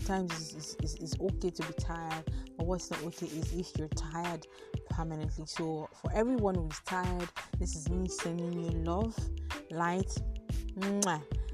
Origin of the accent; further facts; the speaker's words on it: Nigeria; as a Nigerian